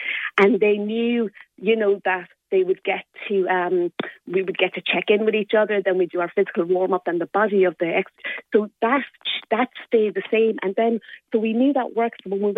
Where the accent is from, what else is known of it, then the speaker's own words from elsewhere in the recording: Limerick, County Limerick, Ireland; So I am a proud Limerick woman. I'm from Moira's and I went to Corpus Christi School